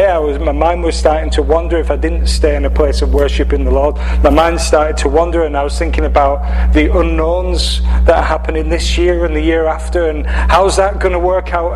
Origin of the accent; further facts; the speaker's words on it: Cumbria, North West England, United Kingdom; accent: English, northwest of England; moved away as an adult; From England. From the northwest of England. If you were looking at the map of England, you'd see Manchester, and then you'd see in the northwest a county called Cumbria